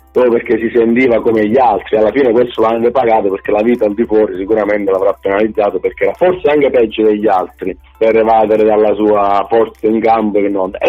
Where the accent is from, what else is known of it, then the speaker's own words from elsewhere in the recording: Calabria, Italy; quello che io da buon calabrese, quindi oltretutto dalla città di Napoli, non ho nulla a che vedere